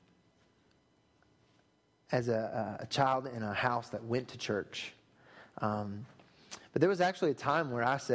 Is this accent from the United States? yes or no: yes; Thomasville, North Carolina, United States; growing up in Thomasville on the other side of the state